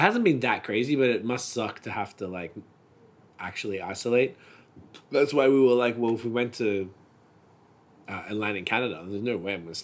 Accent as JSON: {"language": "English", "country": "Australia", "moved": "yes"}